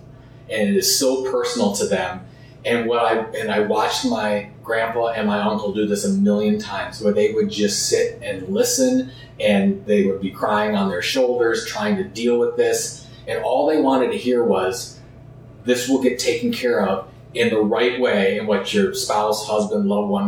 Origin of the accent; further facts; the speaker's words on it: Sandusky, Ohio, United States; also born or lived in Cleveland, Ohio; I grew up in Sandusky, Ohio, an hour west of Cleveland. I've always been a Cleveland guy. I've lived there for over 20 years.